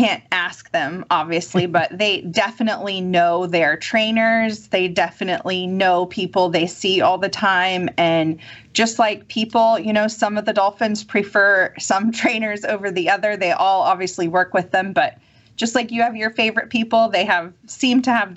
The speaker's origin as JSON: {"language": "English", "region": "Kansas", "country": "United States", "moved": "yes", "lives_now": "Mississippi, United States", "said": "I'm from Kansas, which is about as landlocked as you can get."}